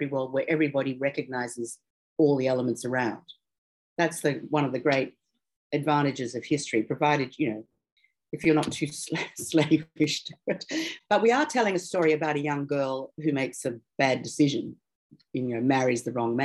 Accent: Australia; Tony and I are obviously Australian

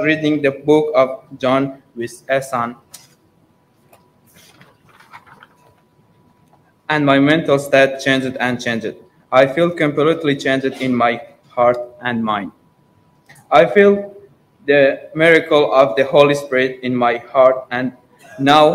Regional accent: Iran; moved away as an adult; also born or lived in London, United Kingdom; now in Morecambe, United Kingdom; from Iran, and I'm 20 years old

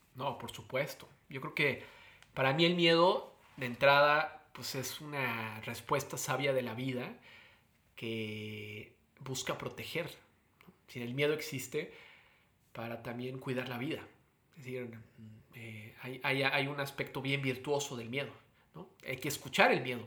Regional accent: Mexico; moved away; como un mexicano con inmensos privilegios

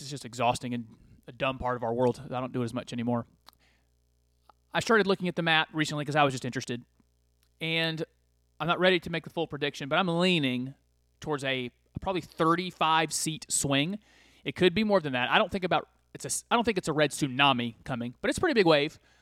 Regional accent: United States; I'm an American.

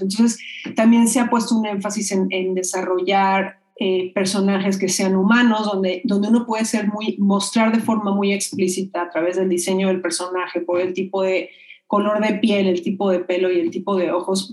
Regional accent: Mexico; Yo digo de México, soy mexicana

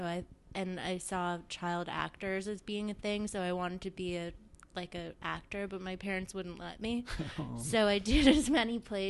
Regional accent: Montreal, Quebec, Canada; Montreal. So, it was pretty cozy. My mom and dad had both grown up there, and my grandparents too, more or less.

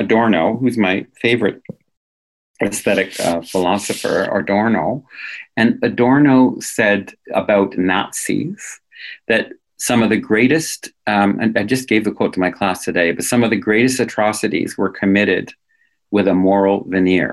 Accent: New England, United States; now in Canada; I come from New England.

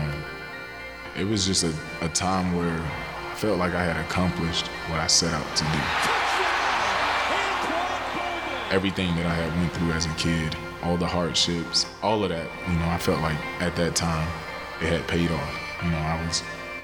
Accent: Pahokee, Florida, United States; my hometown, Pahokee, Florida

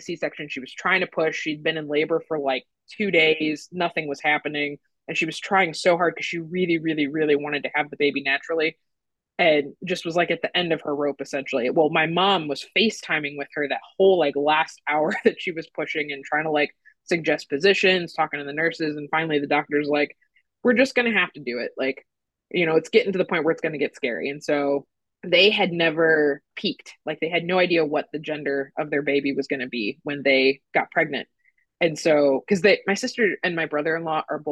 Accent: St. Louis, Missouri, United States; I'm from St. Louis. So like when Ferguson happened, I was actually away at college when it happened, but the fact that it, something like that happened in my hometown

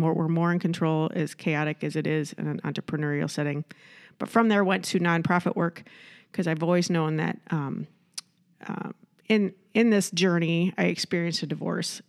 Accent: Iowa, United States; moved away as an adult; also born or lived in Southern California; now in Rochester, United States; I'm from Iowa

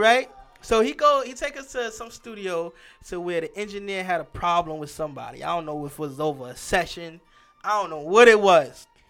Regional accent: New York City, New York, United States; also born or lived in Staten Island; I'm originally from Brooklyn

